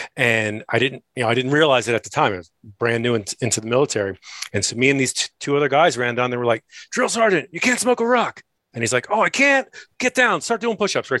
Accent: Maryland, United States; moved away as an adult; I grew up in Maryland

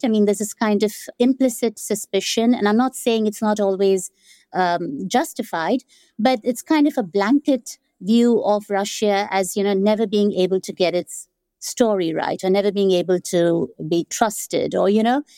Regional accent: India; now in Amsterdam, Netherlands; growing up in India, that is not how I experienced the Cold War

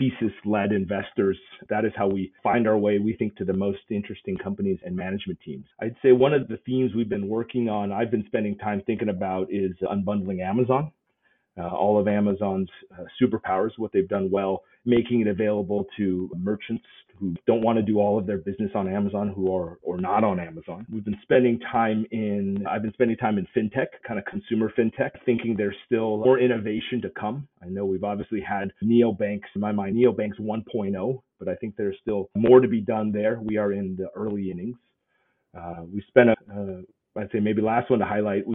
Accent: Southern California, United States; moved away as an adult; also born or lived in Taiwan; now in New York City, United States; grew up in Southern California in a master plan suburb

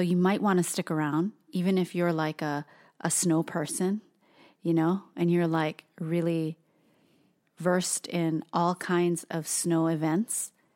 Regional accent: Hawaii, United States; now in Portland, United States; Toast and I are born and raised in Hawaii of all places

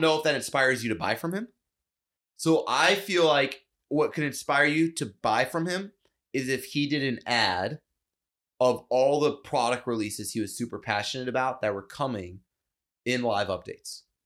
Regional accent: United States; I'm American

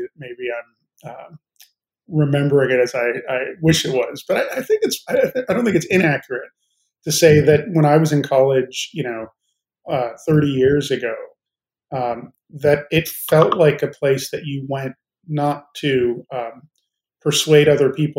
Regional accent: Chicago, Illinois, United States; moved away; also born or lived in Arizona; Partially in Chicago and then partially in Arizona

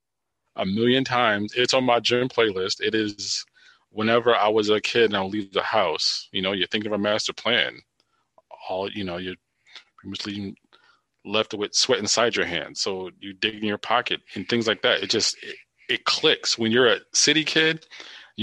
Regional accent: East Coast, United States; growing up on the East Coast where it was snowy and dreary

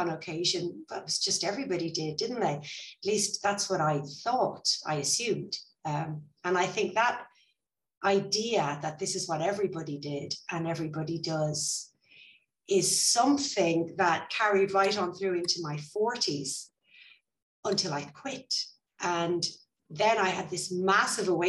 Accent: Ireland; now in Spain; I'm Irish

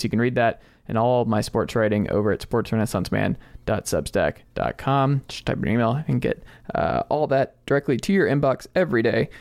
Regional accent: Atlanta, Georgia, United States; also born or lived in Stone Mountain, Georgia; I'm from Atlanta and Stone Mountain

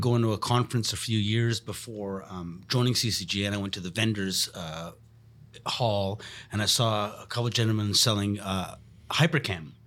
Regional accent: Montreal, Quebec, Canada; I'm born and raised in Montreal.

